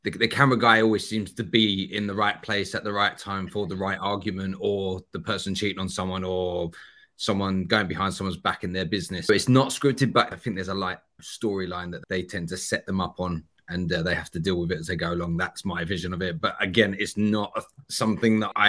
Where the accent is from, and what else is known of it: Essex, East of England, United Kingdom